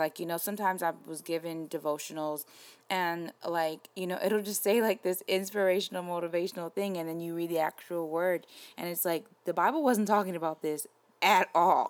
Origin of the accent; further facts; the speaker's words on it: New York, United States; I'm from New York, so my mom worked near Wall Street